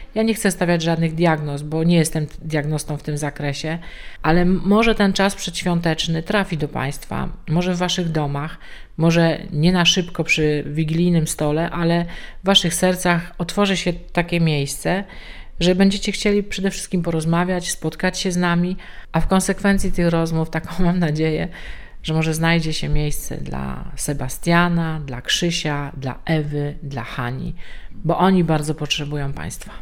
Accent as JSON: {"language": "Polish", "town": "Częstochowa", "region": "Silesian Voivodeship", "country": "Poland", "said": "u nas w Częstochowie"}